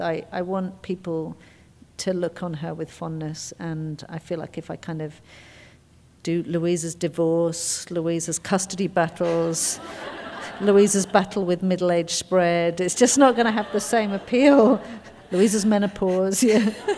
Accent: England, United Kingdom; I'm English.

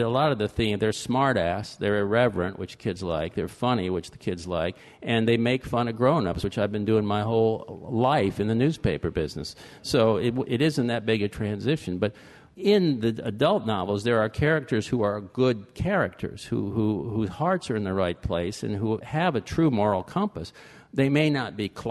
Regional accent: Fort Lauderdale, Florida, United States; I was born in Fort Lauderdale, and I grew up there

